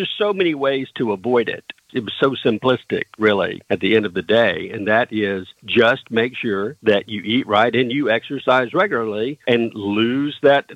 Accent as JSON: {"language": "English", "region": "the South", "country": "United States", "said": "I'm from the South"}